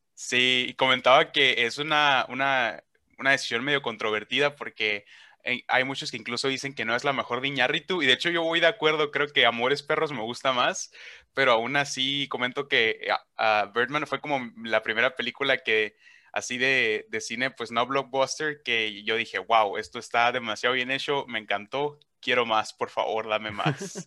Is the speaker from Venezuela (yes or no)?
no; Hermosillo, Sonora, Mexico; accent: northern; es de mi ciudad, es de Hermosillo, Sonora, de aquí el norte, ¿no? Se notan que tengo un acento